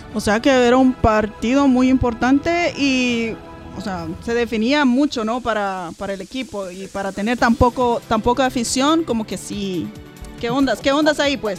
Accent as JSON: {"language": "Spanish", "country": "El Salvador", "said": "como centroamericana, como salvadoreña"}